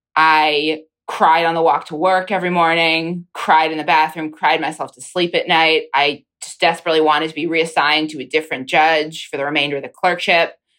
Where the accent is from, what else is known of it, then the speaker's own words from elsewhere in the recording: Pennsylvania, United States; now in Washington, D.C., United States; my home state congresswoman